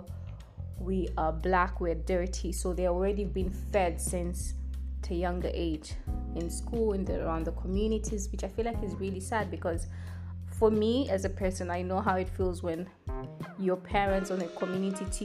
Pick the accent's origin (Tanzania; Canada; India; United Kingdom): Tanzania; I am from Tanzania